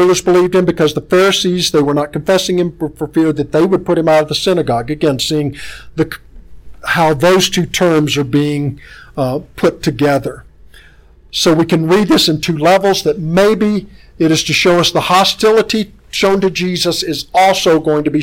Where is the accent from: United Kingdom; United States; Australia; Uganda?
United States; Tennessee; I'm from Tennessee